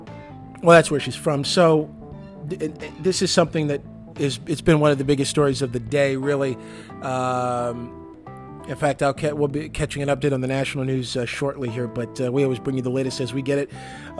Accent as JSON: {"language": "English", "region": "Michigan", "country": "United States", "tie": "born or raised there", "said": "my home state of Michigan"}